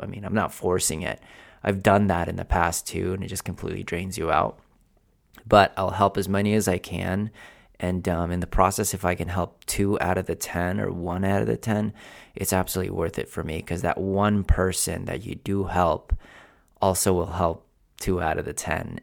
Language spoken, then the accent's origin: English; Philippines; now in United States; I was born in Philippines, where um, literally my house was the size of my office, and the the house that I that I lived in literally was one of those stilts